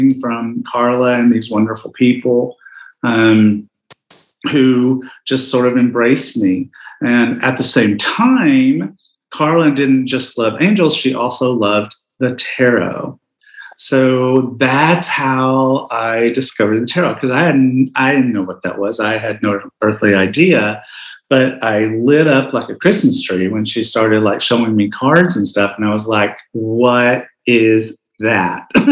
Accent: Southeast, United States; also born or lived in Knoxville, Tennessee; I grew up gay in the Southeast

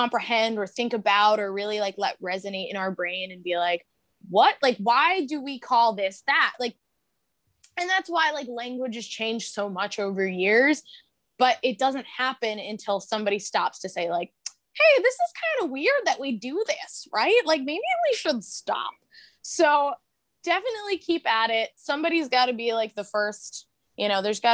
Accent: Long Island, New York, United States; moved away as an adult; now in Philadelphia, United States; We're originally from Long Island, both of us. And we moved to Philly in October of 2019.

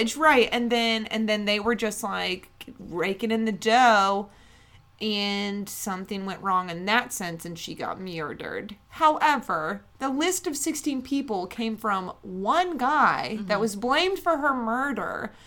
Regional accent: West Virginia, United States; we're from West Virginia, but not near Logan County

